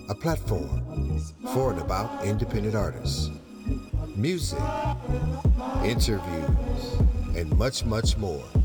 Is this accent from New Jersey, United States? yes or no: no; Washington, District of Columbia, United States; born there; also born or lived in Germany; born at the old Walter Reed on Georgia Avenue.